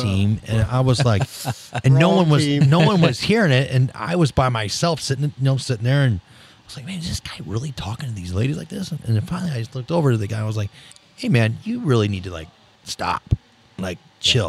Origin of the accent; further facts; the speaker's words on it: St. Louis, Missouri, United States; also born or lived in Ballwin, Missouri; I moved from Baldwin to St. Francis de Sales on the south side.